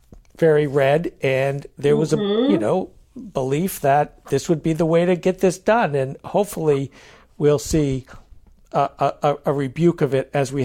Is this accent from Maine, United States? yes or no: yes; Maine, United States; I grew up in Maine, right? And in Maine, we voted on a lot of things.